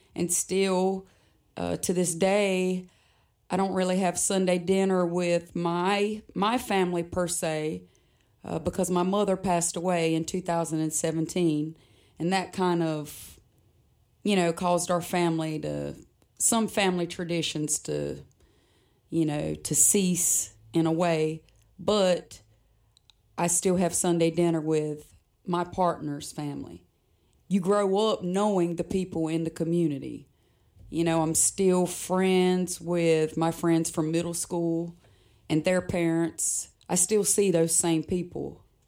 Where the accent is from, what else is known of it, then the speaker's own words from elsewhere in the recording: Pembroke, North Carolina, United States; accent: Lumbee dialect; I am originally from Robinson County